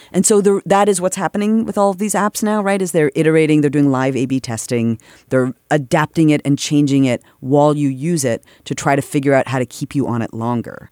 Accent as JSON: {"language": "English", "country": "Canada", "moved": "as an adult", "lives_now": "United States", "said": "I'm from Canada"}